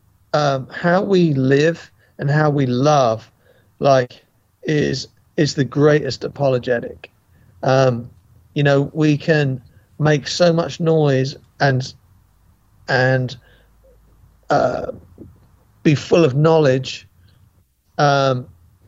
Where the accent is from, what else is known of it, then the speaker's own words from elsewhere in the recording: England, United Kingdom; now in United States; as a white English man